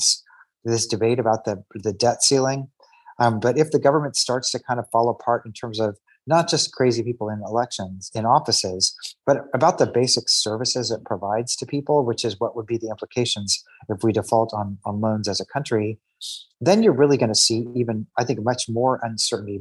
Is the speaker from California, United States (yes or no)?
no; Kansas City, Missouri, United States; I grew up in Kansas City, Missouri, which is now the reddest of the red areas.